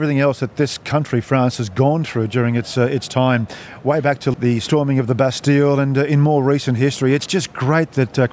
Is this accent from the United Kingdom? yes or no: no; Australia; We are Australians